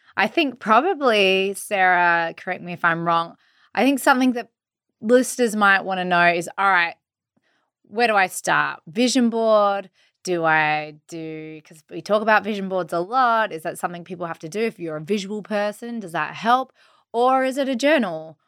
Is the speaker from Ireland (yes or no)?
no; Australia; I'm from Australia.